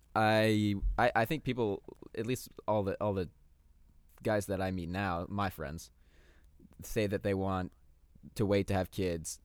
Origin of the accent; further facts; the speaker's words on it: Torrance, California, United States; also born or lived in West Hollywood; We are from, we are from California. I was born in the Torrance Beach